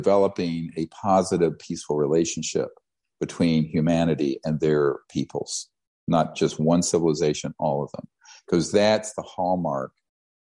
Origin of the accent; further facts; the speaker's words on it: Charlotte, North Carolina, United States; I grew up in Charlotte, North Carolina